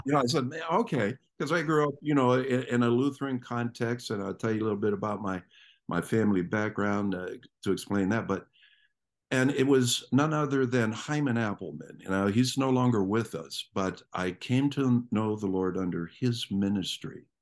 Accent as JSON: {"language": "English", "town": "Canton", "region": "Ohio", "country": "United States", "tie": "born or raised there", "said": "I grew up in Ohio. And, uh, if you know anything about Ohio, it's, uh, the northeast section, a town called Canton"}